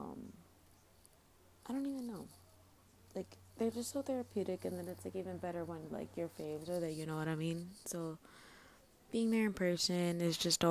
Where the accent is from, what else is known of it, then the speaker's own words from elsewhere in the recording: Chicago, Illinois, United States; I'm obviously from Chicago